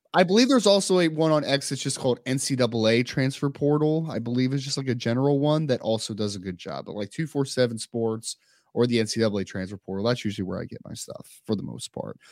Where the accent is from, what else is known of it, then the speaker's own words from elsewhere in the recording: Maple Shade, New Jersey, United States; I grew up in Maple Shade